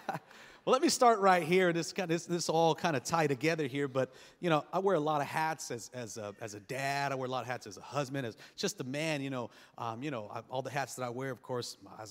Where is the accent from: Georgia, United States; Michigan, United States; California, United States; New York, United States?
California, United States; Los Angeles; We grew up on Section 8 housing. I mean, we lived in a rough part of East L.A.